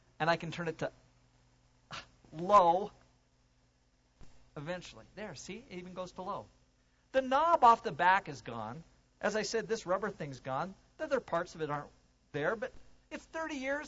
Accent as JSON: {"language": "English", "country": "United States", "moved": "yes", "lives_now": "Canada", "said": "I'm from the States."}